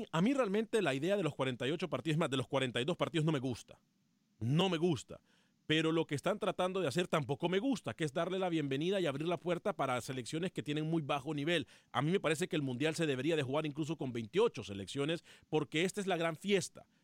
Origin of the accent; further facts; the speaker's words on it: Mexico; Eh, por eso no los quiero en mi país, en México.